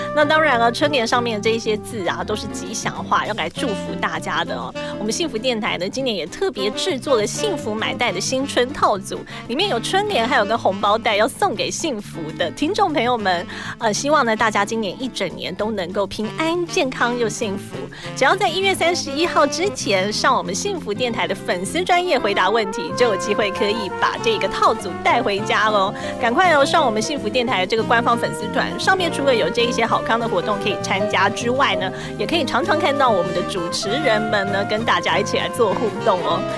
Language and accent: Chinese; Taiwan; 我们台湾人的过年